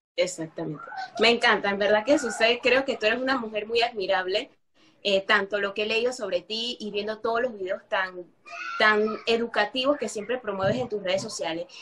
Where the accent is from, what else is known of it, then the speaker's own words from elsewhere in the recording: Panama; yo que soy panameña